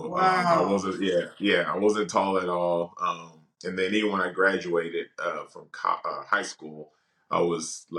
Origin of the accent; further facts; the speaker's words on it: Dallas, Texas, United States; I'm from Dallas, so live here in Dallas.